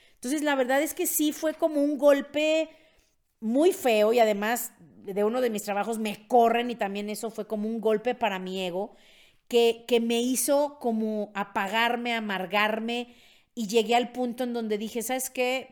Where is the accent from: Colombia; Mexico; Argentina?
Mexico; soy de Gutiérrez de México